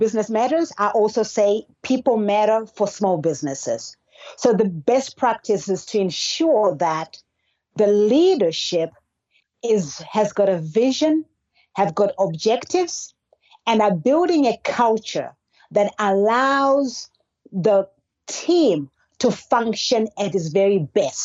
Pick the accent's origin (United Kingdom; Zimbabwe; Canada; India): Zimbabwe; now in Georgia, United States; I was actually born and raised in Zimbabwe, a country in the southern part of Africa